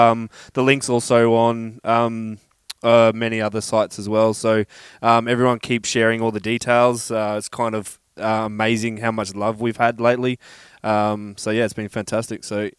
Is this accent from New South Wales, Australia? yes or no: no; Queensland, Australia; moved away as an adult; now in Adelaide, Australia; I grew up in like a little country town for many years and moved to the Big Smoke when I was quite older.